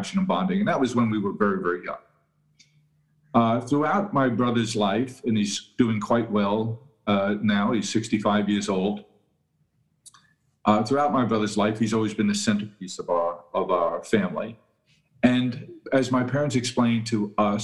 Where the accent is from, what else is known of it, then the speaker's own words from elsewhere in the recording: New York City, New York, United States; I was born and raised in Queens, New York